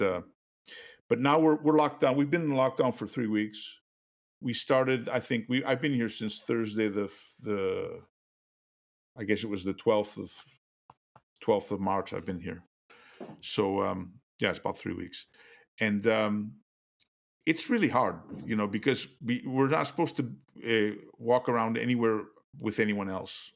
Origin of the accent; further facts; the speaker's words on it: Kenosha, Wisconsin, United States; moved away as an adult; also born or lived in Boston / Philadelphia / New York / Europe; I'm from Kenosha, which is down south, just north of Chicago.